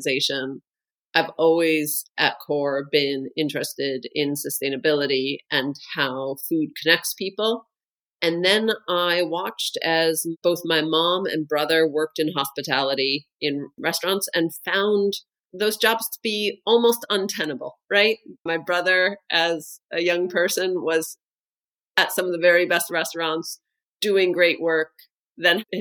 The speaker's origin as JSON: {"language": "English", "country": "United States", "moved": "as an adult", "lives_now": "Denmark", "said": "I'm American. And today I live in Denmark"}